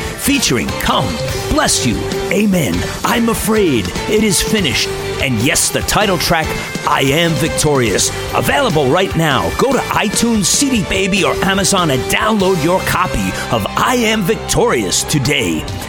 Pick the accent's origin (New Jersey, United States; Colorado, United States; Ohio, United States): New Jersey, United States; we're in my home state of New Jersey today